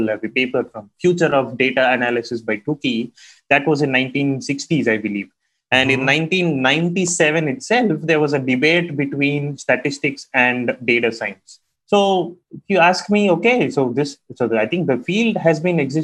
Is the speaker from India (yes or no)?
yes; India; growing up in India